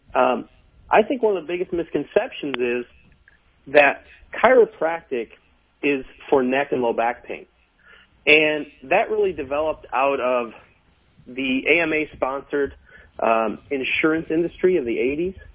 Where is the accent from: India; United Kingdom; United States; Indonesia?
United States; now in Norway; I get the privilege of being American and being a permanent resident in Norway